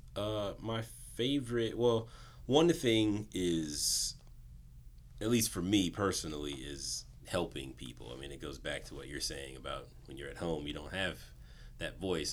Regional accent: Southern California, United States; also born or lived in Inland Empire / Los Angeles; born and raised in Southern California

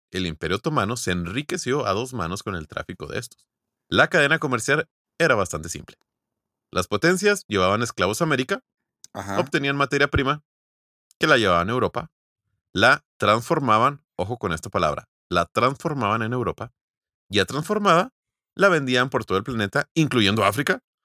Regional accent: Mexico; nosotros somos vecinos de Estados Unidos

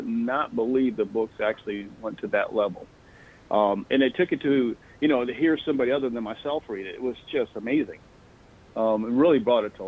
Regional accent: Michigan, United States; moved away; I was born and raised in Michigan

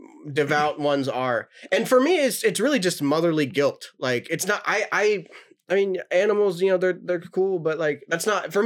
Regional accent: Germantown, Maryland, United States; also born or lived in Clarksburg, Maryland; I grew up in Germantown. Family moved to Clarksburg when I was like 13.

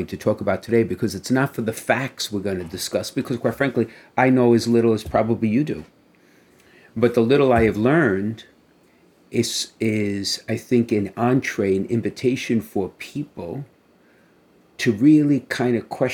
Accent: New York City, New York, United States; growing up in Brooklyn

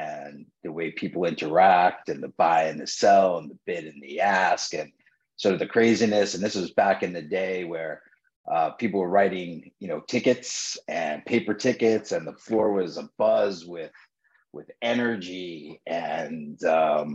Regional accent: New York, United States; born and raised in New York, graduated from NYU

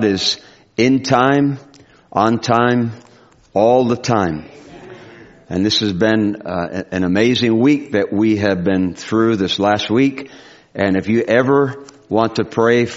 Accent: Providence, Rhode Island, United States; I grew up in Providence, Rhode Island on Mystic Street

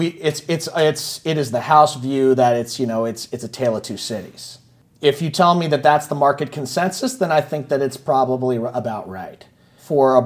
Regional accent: San Francisco, California, United States; I'm from San Francisco

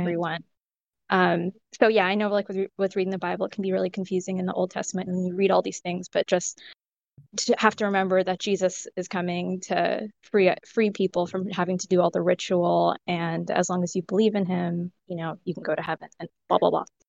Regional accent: California, United States; I was raised in California, but I have parents from India

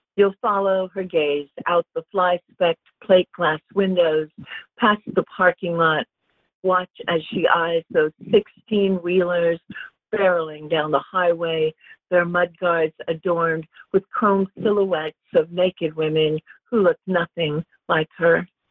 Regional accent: Los Angeles, California, United States; also born or lived in Europe; I grew up in LA. I grew up in Topanga. Uh, I'm a valley girl

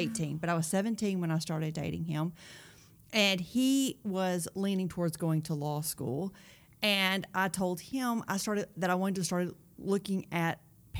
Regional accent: Cookeville, Tennessee, United States; I was actually born in Cookeville.

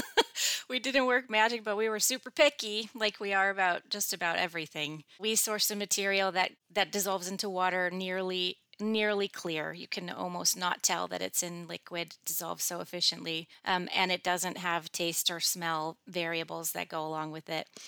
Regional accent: Michigan, United States; When I was growing up in Michigan, it's like cloudy seventy percent

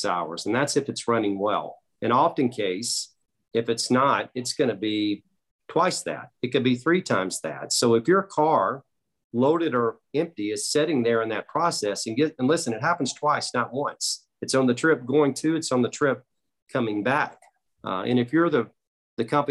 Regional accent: Chicago, Illinois, United States; I'm from Chicago

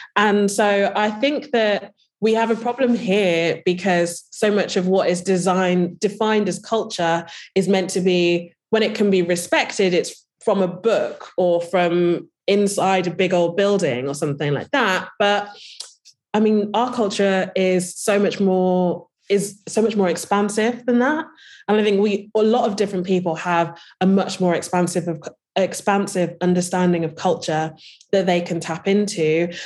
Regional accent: Birmingham, West Midlands, United Kingdom; I'm, uh, from, I was born in Birmingham

